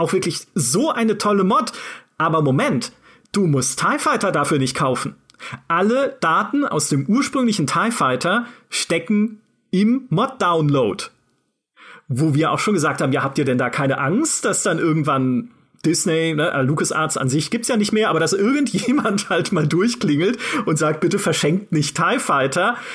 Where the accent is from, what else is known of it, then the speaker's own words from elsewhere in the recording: Karlsruhe, Baden-Württemberg, Germany; dem Karlsruher Schloss, ne, dem Schloss meiner Heimatstadt